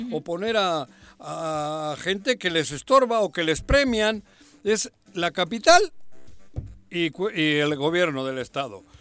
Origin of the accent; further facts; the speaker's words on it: Jojutla, Morelos, Mexico; Ojojutla Porque, es mi tierra, También mi, tierra chica.